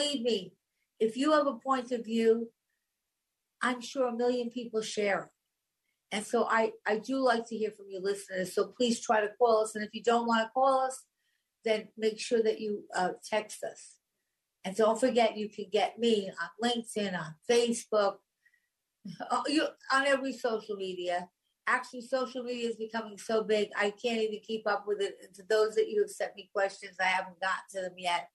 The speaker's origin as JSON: {"language": "English", "area": "Long Island", "region": "New York", "country": "United States", "tie": "born or raised there", "said": "I grew up on Long Island. I spent half my life there."}